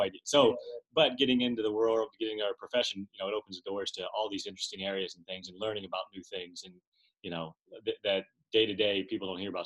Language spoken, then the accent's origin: English; Garrettsville, Ohio, United States; We grew up in Garrettsville, Ohio.